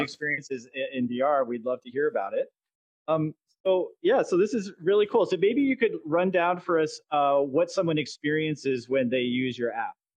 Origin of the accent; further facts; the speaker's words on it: Canada; moved away; I'm originally from Canada